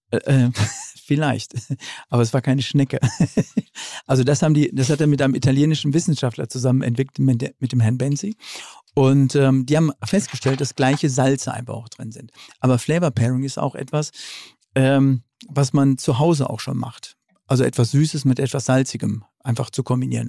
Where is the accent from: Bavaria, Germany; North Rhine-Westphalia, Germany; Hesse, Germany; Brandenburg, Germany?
North Rhine-Westphalia, Germany; moved away; also born or lived in Franconia; ich als Westfale